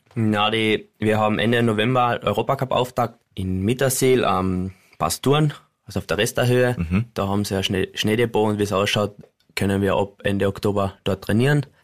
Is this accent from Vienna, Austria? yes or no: no; Carinthia, Austria; uns Kärntner